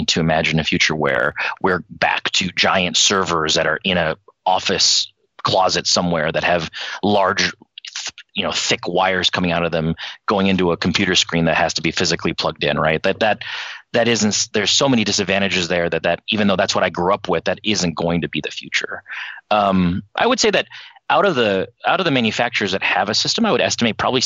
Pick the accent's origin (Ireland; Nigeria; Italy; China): China; moved away; I was born in China. I left in 1989